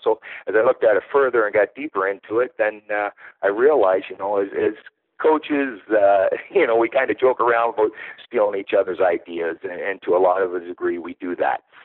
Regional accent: Canada; also born or lived in Pennsylvania / France; now in Toronto area, Canada; I am a Canadian uh, northerner, um, and yeah, like uh, like every Canadian, I played my hockey growing up

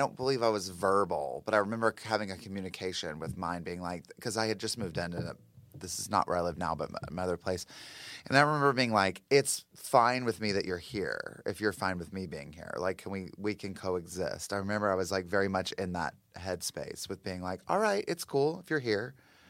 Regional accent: the South, United States; I mean, I grew up like in the South, and we were constantly being told to be afraid of the devil and witchcraft and like Satanism

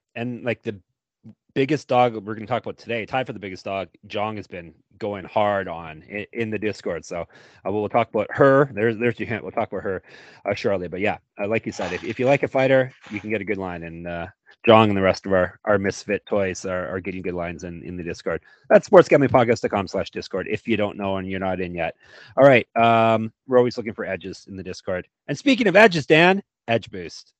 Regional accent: Stoney Creek, Ontario, Canada; Canada, of course, my home country

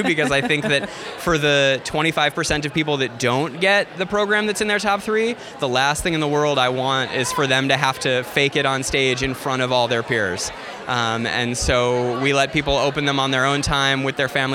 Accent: Chicago, Illinois, United States; I'm from Chicago

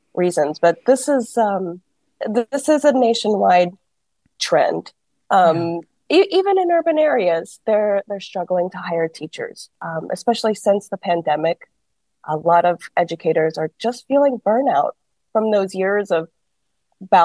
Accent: Oklahoma, United States; also born or lived in Los Angeles County; now in Los Angeles, United States; I'm from Oklahoma

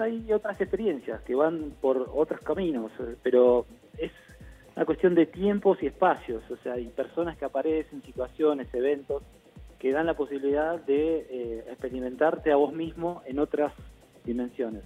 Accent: Argentina; yo era argentino

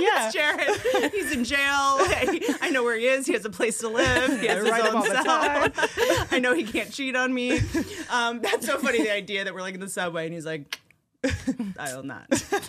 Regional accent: Roanoke, Virginia, United States; moved away; also born or lived in Boston; I grew up in the South a little bit

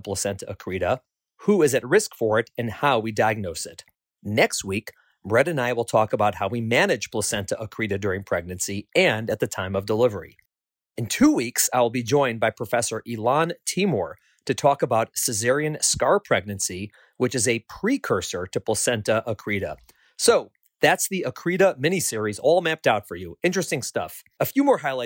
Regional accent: Chicago, Illinois, United States; that's my hometown

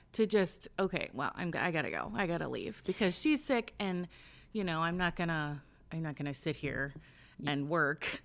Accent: Lawrenceburg, Indiana, United States; now in northern Kentucky, United States; I'm from southeastern Indiana, like the Lawrenceburg area

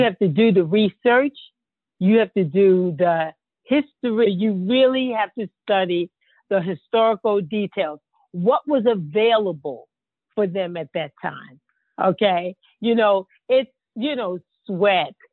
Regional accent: Baltimore, Maryland, United States; I'm from Baltimore, Maryland

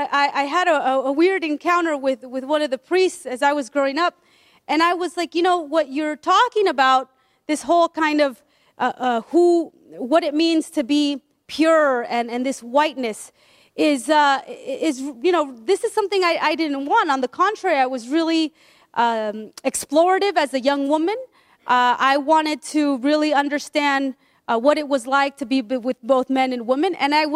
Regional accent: Peru; I'm from Peru. My family's from Peru, and yet we never talked about our blackness.

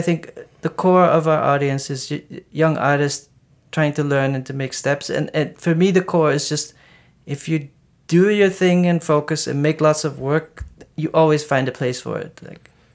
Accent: Maastricht, Limburg, Netherlands; I grew up in Maastricht, it's like a hundred and twenty thousand people

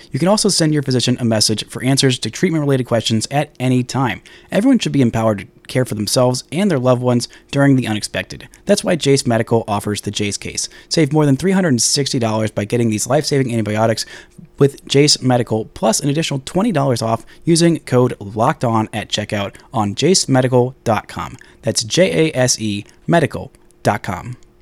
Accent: Dallas, Texas, United States; Working for my hometown paper

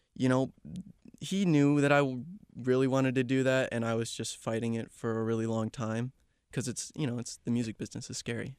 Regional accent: Chicago, Illinois, United States; moved away as an adult; also born or lived in Kansas; now in Georgia, United States; Born and raised in the Chicago area.

